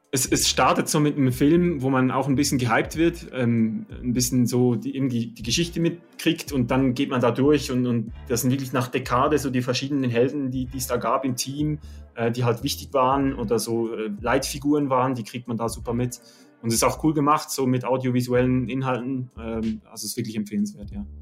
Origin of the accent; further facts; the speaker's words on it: Oberkirch, Lucerne, Switzerland; ich komme aus Oberkirch in der Schweiz, so in, genau in der Mitte